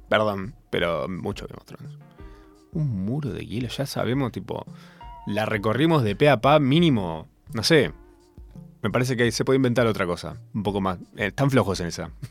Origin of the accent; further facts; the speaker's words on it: Córdoba, Argentina; en general soy cordobés